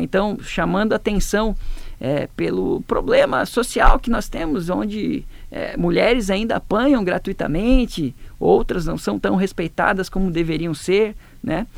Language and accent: Portuguese; Presidente Getúlio, Santa Catarina, Brazil; moved away as an adult; now in Rio do Sul, Brazil; Eu sou natural de Presidente Getúlio